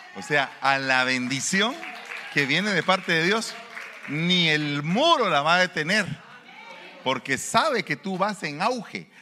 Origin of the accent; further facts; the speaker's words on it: Guatemala; moved away; Allá en mi pueblo hay un estadio de fútbol. Se llama el Mateo Flores